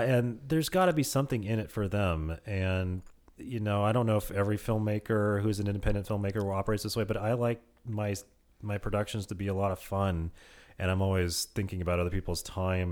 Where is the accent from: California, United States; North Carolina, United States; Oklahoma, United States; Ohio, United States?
California, United States; Petaluma; also born or lived in Santa Rosa / Modesto; my hometown of Petaluma